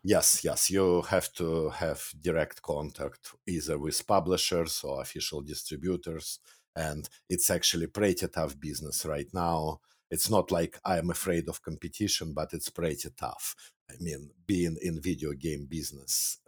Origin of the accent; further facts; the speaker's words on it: Moscow, Russia; moved away as an adult; now in Canada; I was born and raised in Russia. Back then, actually, I was born in Soviet Union, which doesn't exist anymore, but yeah, Moscow, Russia.